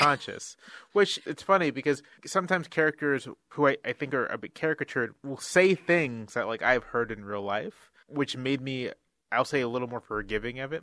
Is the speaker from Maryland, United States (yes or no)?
no; Virginia Beach, Virginia, United States; now in Washington, D.C., United States; I'm from Virginia Beach, Virginia